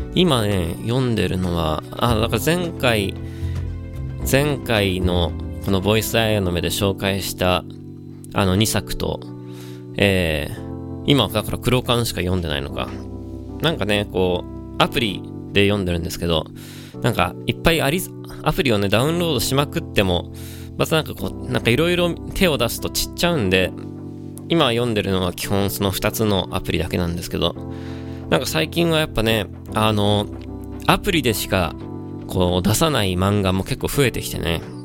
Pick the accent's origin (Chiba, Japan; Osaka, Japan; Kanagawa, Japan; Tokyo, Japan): Kanagawa, Japan; 神奈川の出身なんで